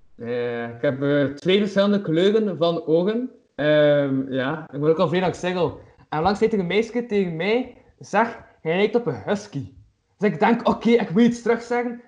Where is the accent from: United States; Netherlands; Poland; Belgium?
Belgium; Flanders; Als Vlaming